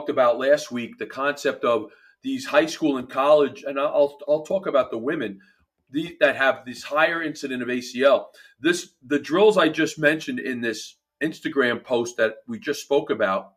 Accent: New Jersey, United States; accent: New Jersey; my New Jersey accent voice

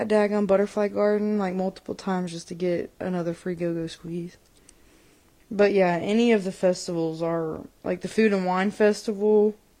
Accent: Florida, United States; Especially since we're from Florida, so.

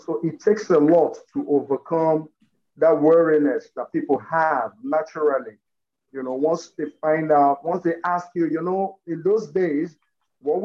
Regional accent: Lagos, Nigeria; I've lived in Lagos and worked out of Lagos for practically all of my life.

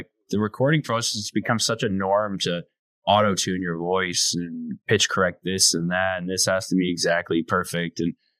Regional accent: Canada; My website is ….ca, because I'm Canadian.

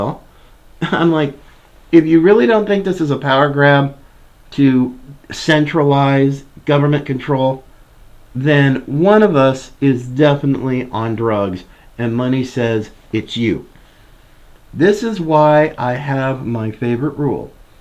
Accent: United States; as an American

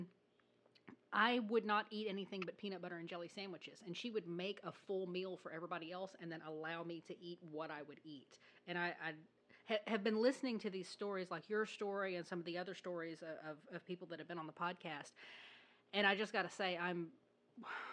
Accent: the South, United States; I was raised in the South

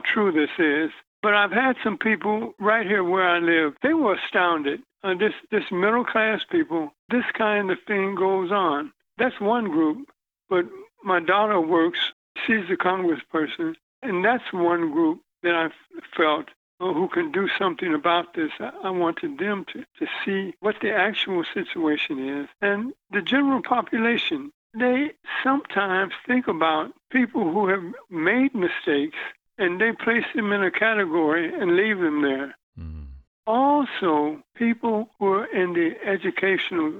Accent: Cincinnati, Ohio, United States; I was born in Cincinnati, Ohio. My mother died when I was 12

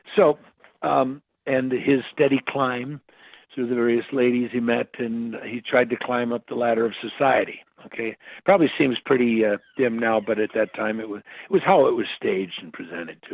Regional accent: Crystal Lake, Illinois, United States; also born or lived in Elgin, Illinois; I was raised in a, a small town called Crystal Lake, Illinois

